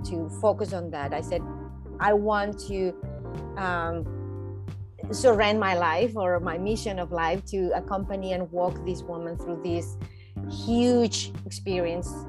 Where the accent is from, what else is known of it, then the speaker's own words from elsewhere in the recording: Mexico; moved away as an adult; now in Vancouver, Canada; I'm from Mexico originally. I was born there and I left. I studied there.